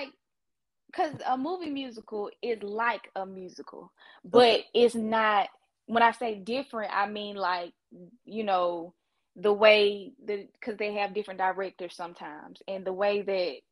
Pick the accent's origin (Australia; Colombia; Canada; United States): United States; Eatonton, Georgia; moved away as an adult; also born or lived in New York; I went to high school in Putnam County, Edenton, Georgia